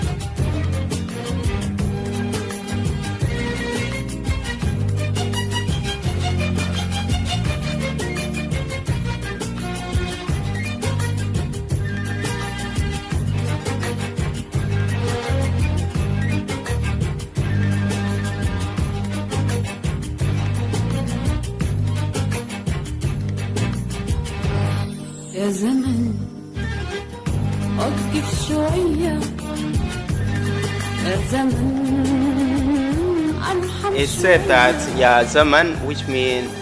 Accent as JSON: {"language": "English", "country": "South Sudan", "moved": "yes", "lives_now": "Brighton, United Kingdom", "said": "I'm from South Sudan, and we share the same language"}